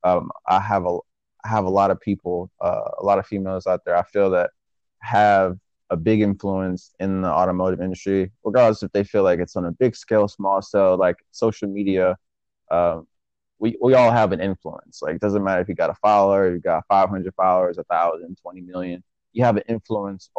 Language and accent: English; Michigan, United States; I'm from Michigan, and coming from Michigan